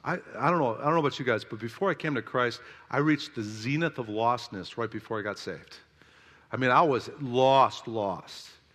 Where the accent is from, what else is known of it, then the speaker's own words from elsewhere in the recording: South Carolina, United States; I'm from South Kakalaki